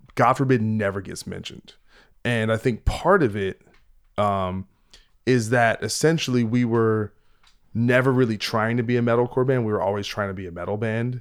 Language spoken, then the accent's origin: English; New Jersey, United States; I'm from New Jersey